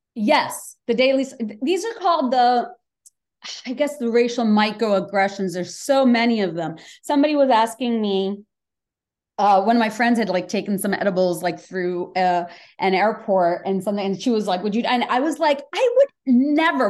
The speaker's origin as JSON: {"language": "English", "country": "Bangladesh", "tie": "born or raised there", "second_language": "English", "moved": "yes", "lives_now": "United States", "said": "I grew up in Bangladesh, I spoke Bangla, went to the American school, learned English"}